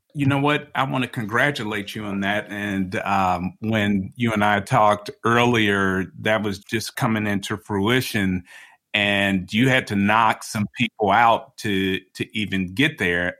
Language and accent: English; Chicago, Illinois, United States; moved away; I'm from I'm from Chicago originally